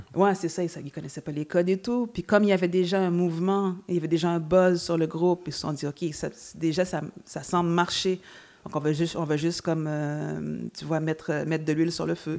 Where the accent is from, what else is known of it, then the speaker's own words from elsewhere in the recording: Montreal, Quebec, Canada; étant montréalaise